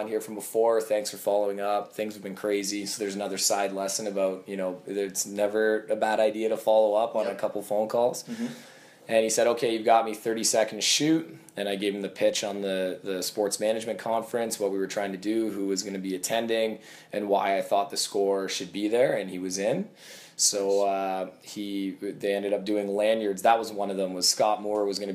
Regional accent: Kitchener, Ontario, Canada; Growing up in Kitchener-Waterloo area, theScore was the only sports station I watched.

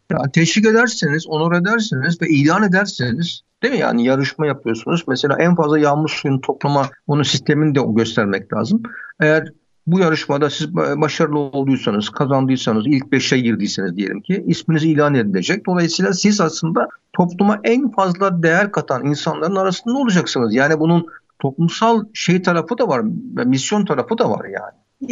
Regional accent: Sinop, Turkey; Biz Sinopluyuz ya. Sinop mantısı yapıyoruz.

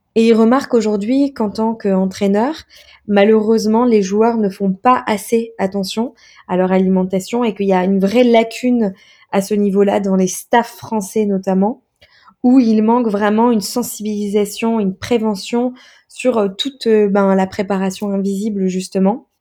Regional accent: Metz, Grand Est, France; moved away as an adult; also born or lived in Montpellier / Montreal; je viens de Metz, de Lorraine

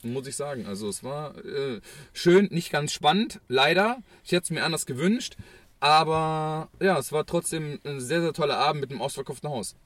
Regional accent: Düsseldorf, North Rhine-Westphalia, Germany; als Düsseldorfer

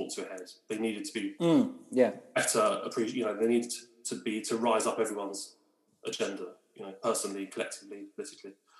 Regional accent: London, United Kingdom; moved away; I am a Londoner through and through

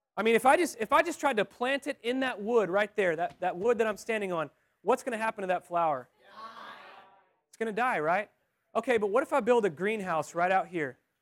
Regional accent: Texas, United States; I'm from Texas

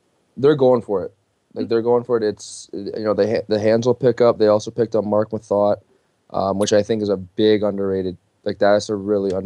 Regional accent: Toronto, Ontario, Canada; I'm from Toronto

